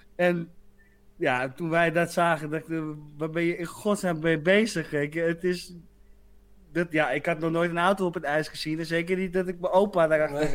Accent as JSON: {"language": "Dutch", "town": "Muiden", "region": "North Holland", "country": "Netherlands", "tie": "born or raised there", "said": "Bij ons in Muiden"}